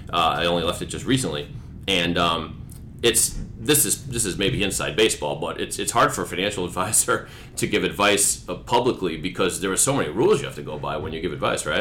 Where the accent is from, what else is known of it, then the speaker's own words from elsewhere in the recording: Sharon, Massachusetts, United States; I grew up in Sharon